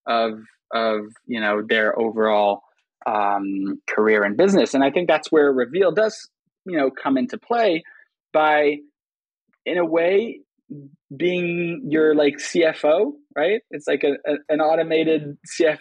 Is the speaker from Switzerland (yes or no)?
yes; Switzerland; moved away as an adult; also born or lived in United States; I grew up in Switzerland, right? So, just picture like an 11-year-old Swiss American kid